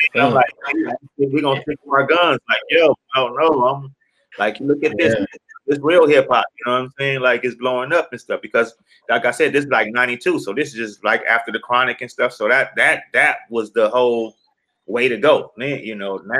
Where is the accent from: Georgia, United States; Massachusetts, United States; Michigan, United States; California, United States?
California, United States; Los Angeles; I'm from South Central.